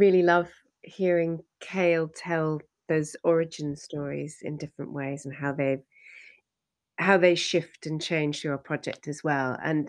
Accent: Western Canada, Canada; I'm originally from Canada, from Western Canada, but first generation of immigrant parents.

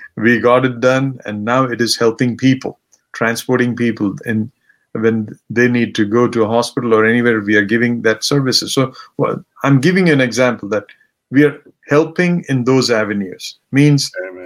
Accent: India; now in United States; I come from India, and this is what my background was, and this is where I came from

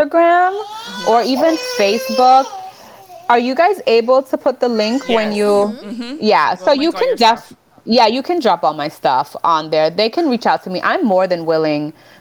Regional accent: Nicaragua; moved away; I was born in Nicaragua

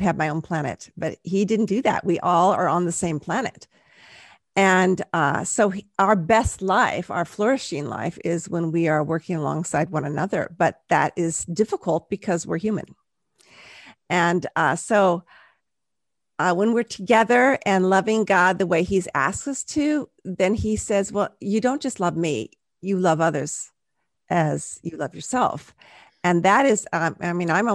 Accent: Southern California, United States; now in Central Coast, California, United States; I grew up in Southern California

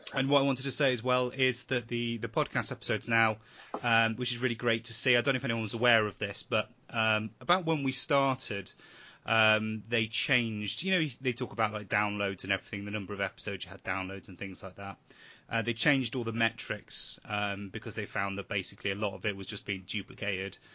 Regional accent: England, United Kingdom; we're English

